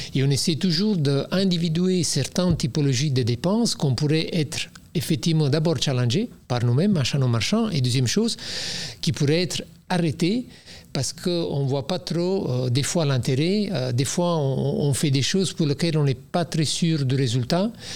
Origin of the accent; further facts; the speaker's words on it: Naples, Campania, Italy; French is a second language; moved away as an adult; now in Belgium; je viens de Napoli